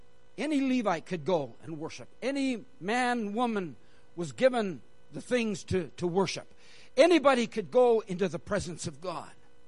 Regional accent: Canada; also born or lived in India; Technically, I'm Canadian. I was born in India, and I've lived in several different countries.

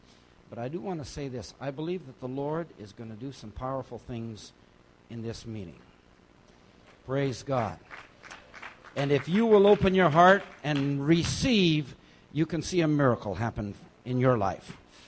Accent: India; And growing up in India, of course, cricket was pretty big there too. And I remember listening to the matches growing up.

